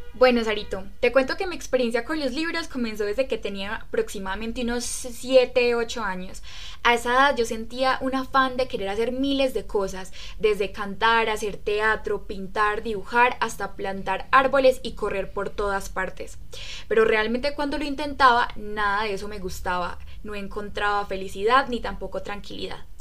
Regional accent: Riosucio, Caldas, Colombia; soy de Resucio Caldas, un hermoso pueblo carnavalero que cada cuatro años recibe a su majestad el diablo

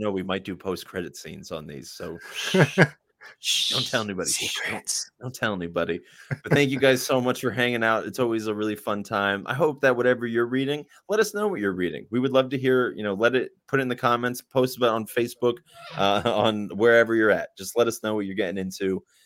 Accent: United States; I'm an American

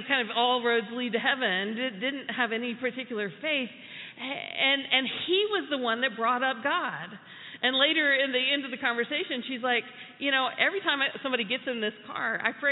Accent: United States; as American Christians, we skew individualistic. That is the way that that's the water we grew up in.

